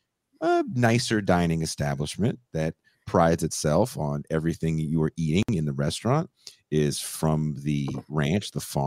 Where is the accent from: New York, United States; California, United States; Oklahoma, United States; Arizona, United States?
California, United States; now in Mexico; I'm from California.